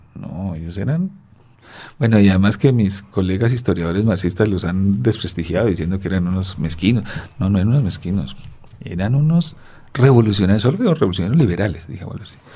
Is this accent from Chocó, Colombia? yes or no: yes; Chocó, Colombia; moved away; Yo pasé mi infancia en el Chocó